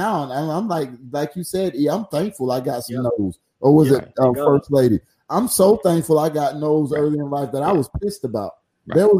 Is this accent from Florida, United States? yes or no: no; New York, United States; I ain't got no license. I'm from New York, son.